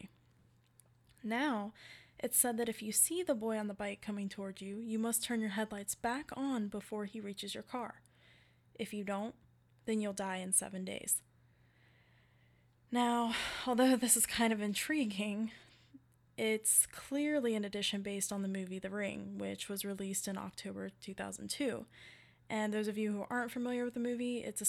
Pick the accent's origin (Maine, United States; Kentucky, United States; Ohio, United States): Ohio, United States; Cincinnati; I'm from Cincinnati, Ohio